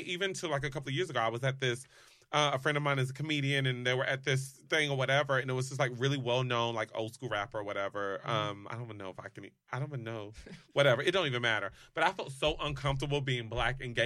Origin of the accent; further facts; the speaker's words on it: the South, United States; moved away as an adult; also born or lived in Los Angeles; I grew up in the South.